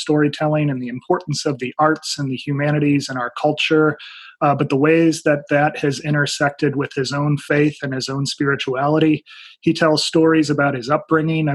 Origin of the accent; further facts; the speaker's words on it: Ohio, United States; now in Northeast Tennessee, United States; I'm originally from Ohio